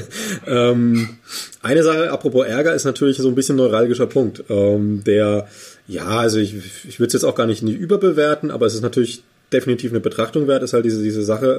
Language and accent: German; Bavaria, Germany; Ich bin gebürtiger Bayer